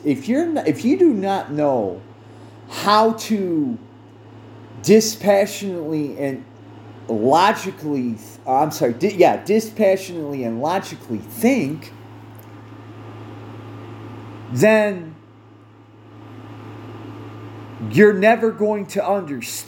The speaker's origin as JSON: {"language": "English", "country": "United States", "said": "I speak from an American viewpoint"}